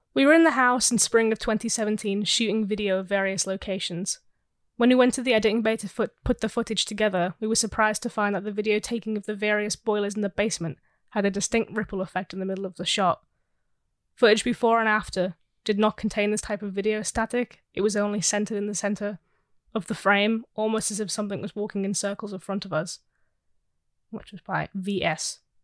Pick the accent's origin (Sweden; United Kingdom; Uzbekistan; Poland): United Kingdom; England; we're from England.